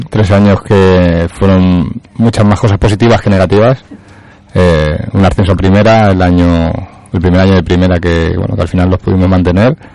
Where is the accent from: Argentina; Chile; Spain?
Spain; Madrid, Community of Madrid; moved away as an adult; now in Valencia, Spain; soy madrileño pero aquí estoy en en Valencia